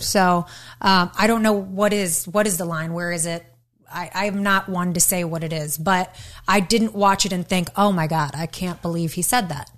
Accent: Detroit, Michigan, United States; I'm from Detroit

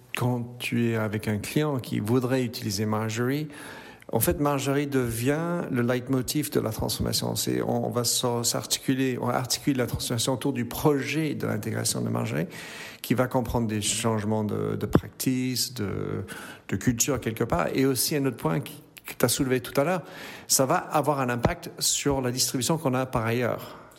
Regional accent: Brussels, Brussels-Capital Region, Belgium; C'est ma naissance en Belgique et euh, en fait je suis né à Bruxelles

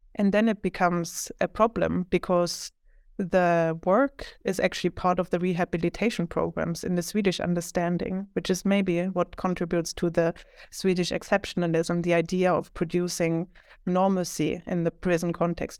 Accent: Leipzig, Saxony, Germany; moved away as an adult; also born or lived in Philadelphia; now in Sweden; I'm originally from Germany, more specifically Leipzig, which is like one and a half hours from Berlin in the former eastern part of Germany

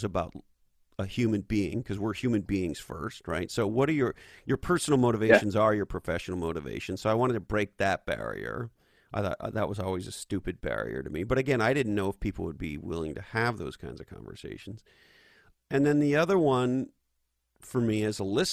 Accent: Montreal, Quebec, Canada; moved away as an adult; also born or lived in Silicon Valley, United States; now in United States; I was born and raised in Montreal, Canada

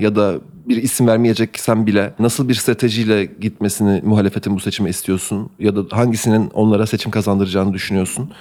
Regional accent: Turkey; benim de doğduğum ve büyüdüğüm ülkede

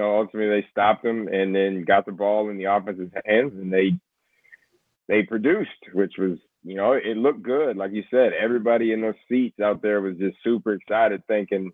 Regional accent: West Texas, United States; also born or lived in Houston, Texas; I'm from West Texas, but I lived in Houston for 5 years

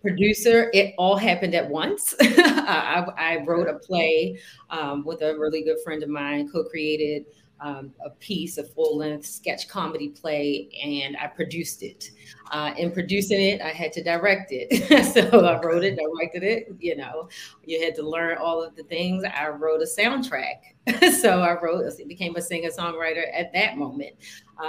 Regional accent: Baltimore, Maryland, United States; I'm from Baltimore, born and raised.

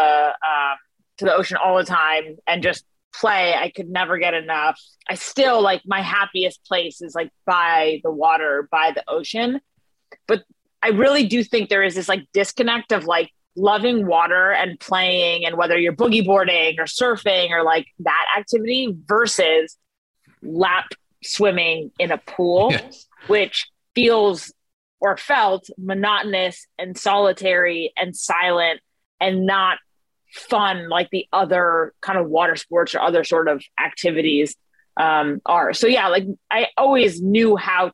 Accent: California, United States; I'm born and raised in California

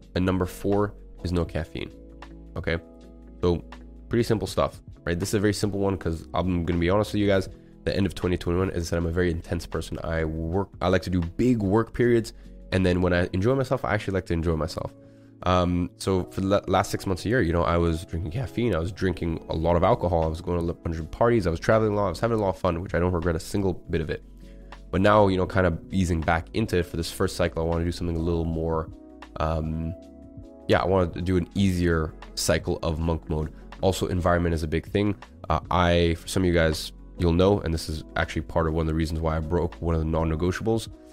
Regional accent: London, United Kingdom; moved away as an adult; now in Dubai, United Arab Emirates; growing up in London for 17 years and being able to walk everywhere

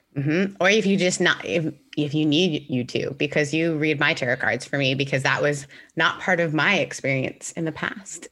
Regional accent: Mississippi, United States; also born or lived in Canada; I'm originally from Canada, grew up in Mississippi. So I moved from Canada to Mississippi when I was fourteen

